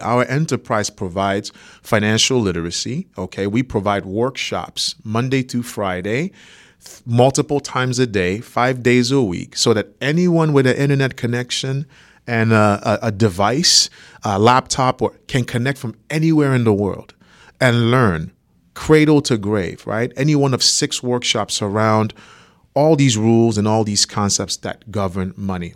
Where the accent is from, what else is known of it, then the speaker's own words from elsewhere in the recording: Nigeria; moved away as an adult; also born or lived in Boston, Massachusetts, United States; now in United States; I was, uh, born in Boston, Massachusetts, raised in Nigeria, so I'm Nigerian